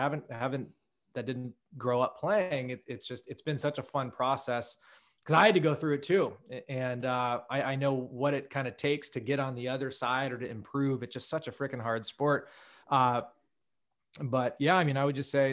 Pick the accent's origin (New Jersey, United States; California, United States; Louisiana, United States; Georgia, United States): California, United States; Menlo Park; also born or lived in Santa Fe, New Mexico; I grew up in Menlo Park, Palo Alto. Like you mentioned before, say 20 miles south of San Francisco